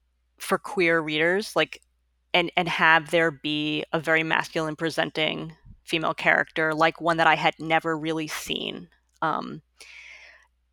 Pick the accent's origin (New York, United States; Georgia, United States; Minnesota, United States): New York, United States; Long Island; also born or lived in Bronx, New York; now in Brooklyn, United States; I was born in the Bronx. I grew up on Long Island. I've lived in Brooklyn since 2002